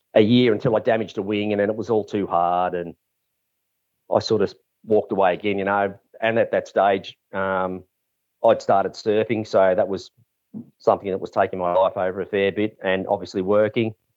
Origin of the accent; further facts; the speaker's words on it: Mornington, Victoria, Australia; also born or lived in Camperdown; we moved to Mornington. Uh, Dad was asked to manage two, um, racehorse studs. on Bungear Road, a Montana stud and Green Dale Lodge, which was like over a thousand acres, massive. It was great, you know, growing up on a farm